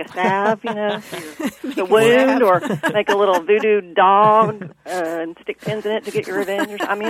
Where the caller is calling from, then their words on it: Indianapolis, Indiana, United States; I'm calling from Indianapolis, Indiana.